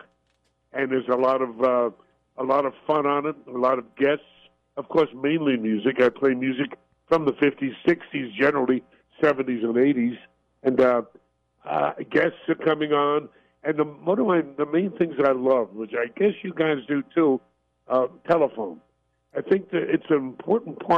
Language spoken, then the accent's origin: English; New York City, New York, United States; I was brought up in Brooklyn, New York